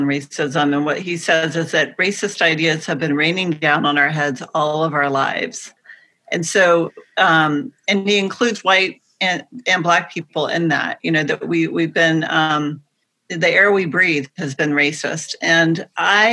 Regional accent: the Bible Belt, United States; I grew up in the Bible Belt.

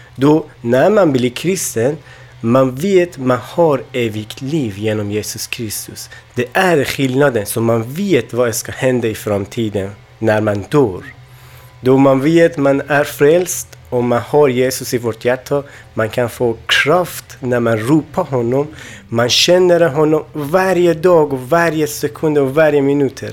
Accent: Afghanistan; Swedish is a second language; also born or lived in Iran; now in Sweden; jag kommer från Afghanistan, då men jag bodde i Iran också

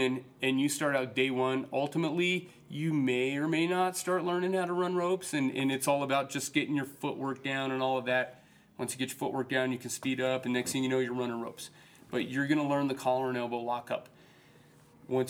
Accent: Colorado Springs, Colorado, United States; also born or lived in Denver; I'm a Springs native. You know, I've basically for the most part I've lived in the Springs my whole life

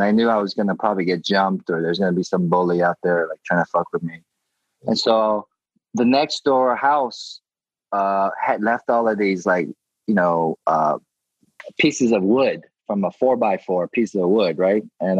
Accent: Gainesville, Georgia, United States; moved away; also born or lived in Atlanta, Georgia / Clarkston, Georgia; growing up in Georgia

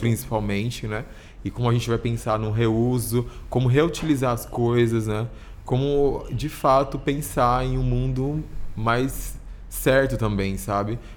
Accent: São Paulo, Brazil; eu sou de Itaquera, super longe, assim

